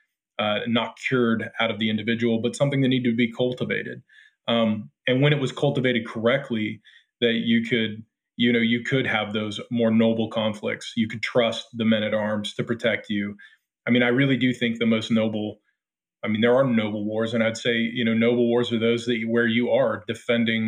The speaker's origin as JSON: {"language": "English", "country": "United States", "said": "I'm an American. My family has been here since 1635"}